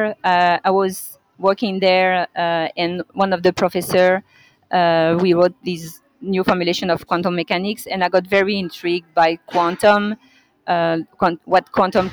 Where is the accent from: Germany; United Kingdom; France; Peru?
France; moved away as an adult; now in Montreal, Canada; I grew up in France